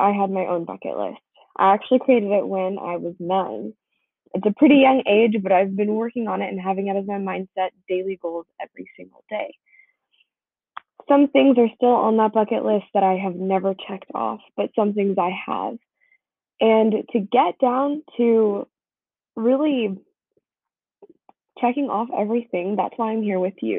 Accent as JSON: {"language": "English", "area": "Bay Area", "region": "California", "country": "United States", "tie": "born or raised there"}